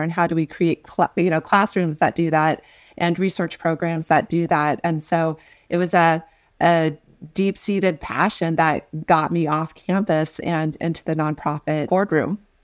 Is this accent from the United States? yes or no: yes; North Platte, Nebraska, United States; I grew up in North Platte, Nebraska in a double-wide